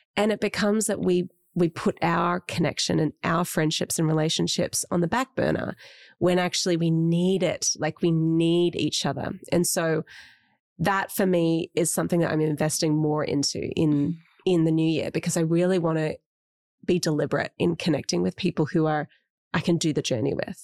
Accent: Australia; as Australians

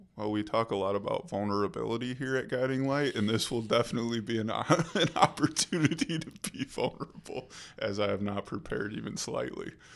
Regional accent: rural town outside of Kalamazoo, Michigan, United States; moved away as an adult; now in Grand Rapids, United States; I grew up in a small rural town outside of Kalamazoo

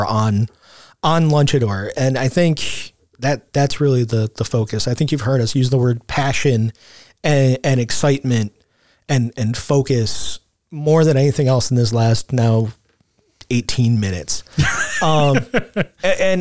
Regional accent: Rochester, New York, United States; we grew up on the West Side

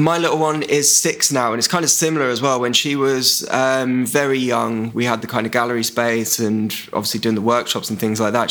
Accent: Isle of Wight, South East England, United Kingdom; now in London, United Kingdom; I grew up on the Isle of Wight

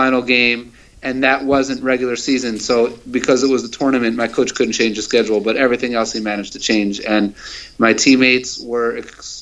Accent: Baltimore, Maryland, United States; moved away as an adult; also born or lived in Israel; I grew up in Baltimore, Maryland

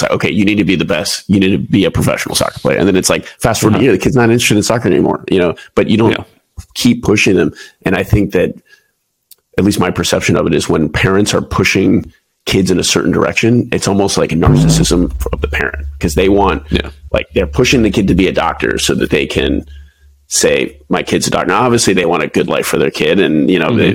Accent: Houston, Texas, United States; moved away as an adult; also born or lived in Waco, Texas / Pensacola, Florida / Lemoore, California / Japan; now in San Diego, United States; I'm originally from Houston, Texas.

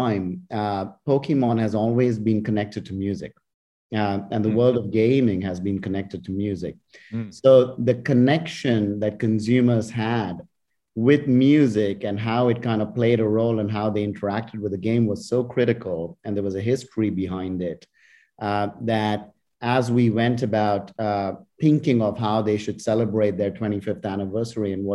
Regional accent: India; moved away; I was growing up in India

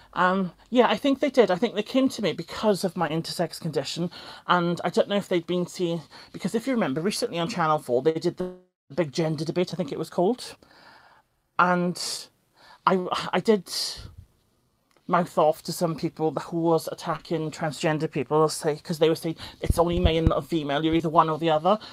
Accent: South Wales, United Kingdom; I'm from South Wales

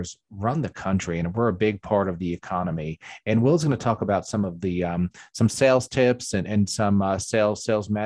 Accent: New York, United States; also born or lived in Catskills, New York; now in South Carolina, United States; I grew up in New York, and then I lived in the Catskills

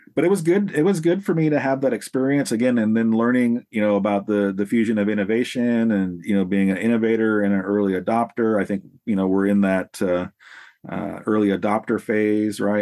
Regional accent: Salem, Oregon, United States; I'm from the West Coast here in Salem, Oregon, in the Pacific Northwest, and that's where I've pretty much been my whole life

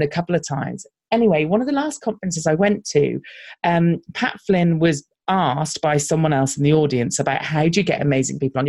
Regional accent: United Kingdom; accent: British; we stand out because we're British. So often when we're going to American conferences, our voices do stand out a little

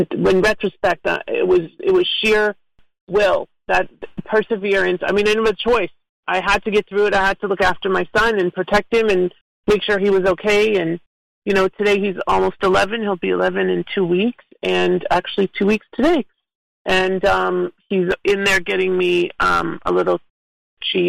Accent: Toronto, Ontario, Canada; moved away as an adult; now in South Florida, United States; So I am originally from Toronto, and I've been down here in South Florida for over 20 years now.

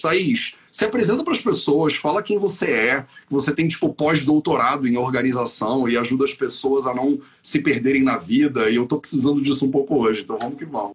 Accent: Rio de Janeiro, Brazil; Eu sou carioca

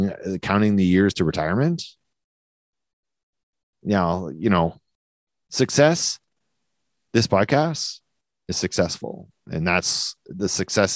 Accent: New Brunswick, Canada; accent: New Brunswick; Sounds like a New Brunswick person talking, and that's how I talk, because I'm from New Brunswick

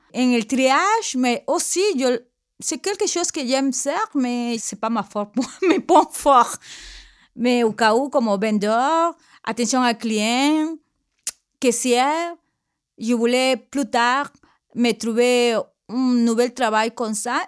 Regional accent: Peru; French is a second language; moved away as an adult; now in Quebec, Canada; je viens de Pérou, j'ai viens de, mon pays avec mes deux enfants depuis de 15 ans

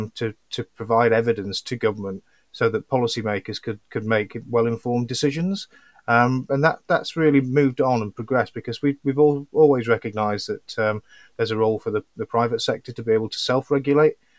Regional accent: Yorkshire and the Humber, United Kingdom; I'm from Yorkshire

